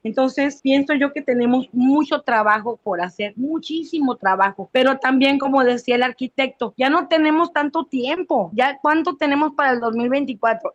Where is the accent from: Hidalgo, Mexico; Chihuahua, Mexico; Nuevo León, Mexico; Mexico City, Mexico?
Chihuahua, Mexico; now in Chiapas, Mexico; estoy en Chiapas, soy chihuahuense, a mucha honra